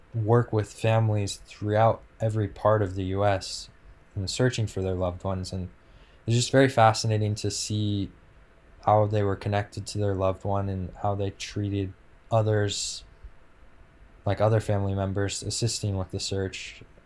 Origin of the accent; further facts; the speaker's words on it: West Coast, United States; growing up on the West Coast